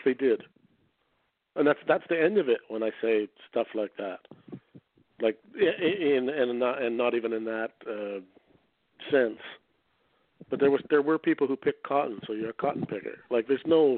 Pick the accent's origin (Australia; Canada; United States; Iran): Canada; I'm a Canadian